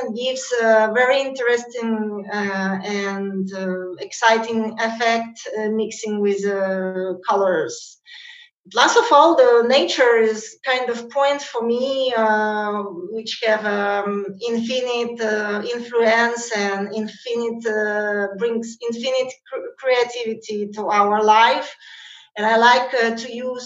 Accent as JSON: {"language": "English", "country": "Russia", "tie": "born or raised there", "said": "I'm from natively from Russia"}